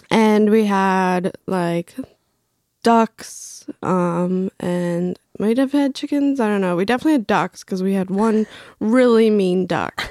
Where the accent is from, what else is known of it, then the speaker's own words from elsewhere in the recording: Craven County, Eastern North Carolina, United States; also born or lived in Bolivia; I grew up in Craven County, Eastern North Carolina